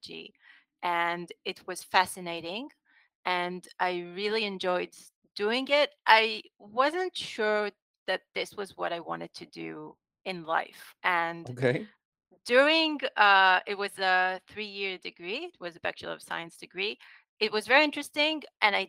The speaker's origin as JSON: {"language": "English", "area": "Rosh HaAyin", "region": "Central District", "country": "Israel", "tie": "born or raised there", "said": "I grew up in Roshain, which is like most places in central Israel."}